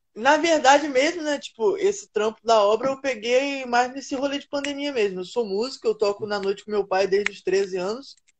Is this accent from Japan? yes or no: no; Campos dos Goytacazes, Rio de Janeiro, Brazil; Eu sou do interior do Rio de Janeiro, Campos do Goitacazes